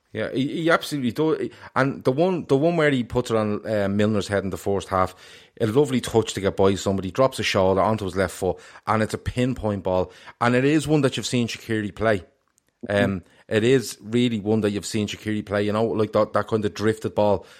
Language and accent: English; Ireland; I was delighted as an Irishman